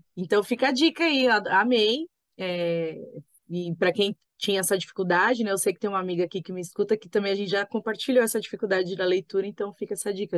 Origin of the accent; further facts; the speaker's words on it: Brazil; a gente nasceu aqui no Brasil